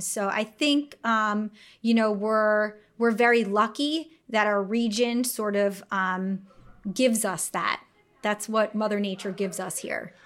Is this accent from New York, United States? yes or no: yes; North Fork, Long Island, New York, United States; I'm from the North Fork